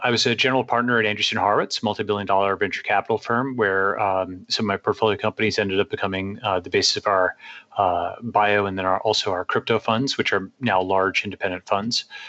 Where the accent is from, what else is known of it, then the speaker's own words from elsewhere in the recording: Long Island, New York, United States; moved away as an adult; also born or lived in Stanford, California; parents came over from India, and uh, I grew up on Long Island, uh, New York